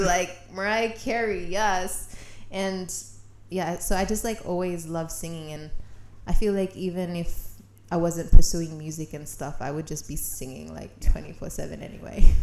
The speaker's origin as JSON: {"language": "English", "town": "Sydney", "region": "New South Wales", "country": "Australia", "tie": "born or raised there", "said": "I grew up in Western Sydney"}